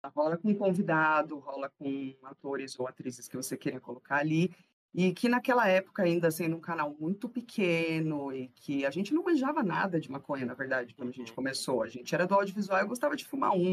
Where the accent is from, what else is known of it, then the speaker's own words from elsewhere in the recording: São Paulo, Brazil; eu nasci lá no, na divisa de São Paulo com Guarulhos, então eu sou bem lá do fundão da Zona Leste de São Miguel Paulista, e fui criada no Itaim Paulista.